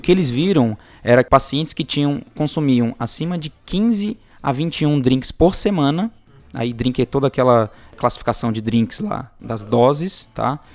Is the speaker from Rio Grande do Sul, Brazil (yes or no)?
no; Guajará-Mirim, Rondônia, Brazil; moved away; also born or lived in Macaé; pessoal lá da minha terra, o pessoal de Rondônia, principalmente Guajaramirim